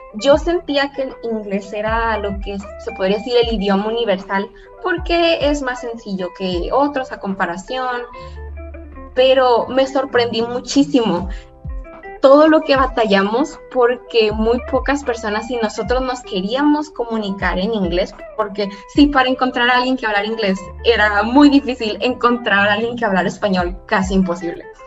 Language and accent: Spanish; Mexico; first language Spanish; nosotros mexicanos tenemos acento